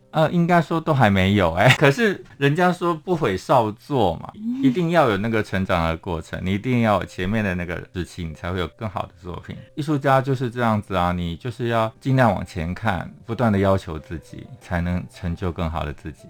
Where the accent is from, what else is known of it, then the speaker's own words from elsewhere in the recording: Hsinchu, Taiwan; 我是新竹人